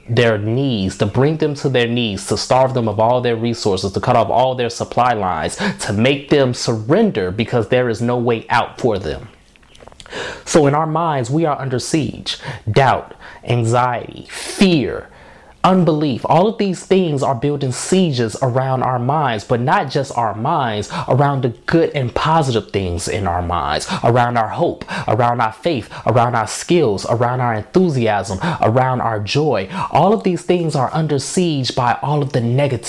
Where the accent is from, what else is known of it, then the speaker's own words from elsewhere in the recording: Markham, Illinois, United States; I'm from Markham, Illinois. That's what I claim as my home, a south suburb of Chicago, just outside the city limits